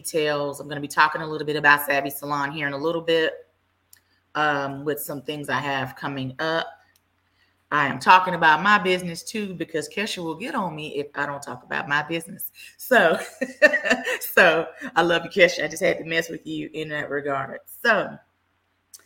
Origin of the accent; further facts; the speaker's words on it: Dallas, Texas, United States; I am from the Dallas area, born and raised